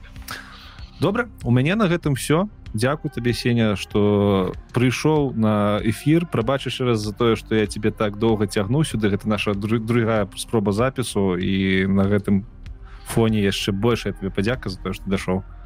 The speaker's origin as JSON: {"language": "Belarusian", "country": "Belarus", "said": "я беларус"}